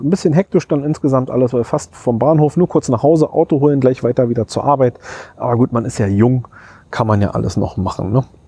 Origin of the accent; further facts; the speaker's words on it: Berlin, Germany; als Berliner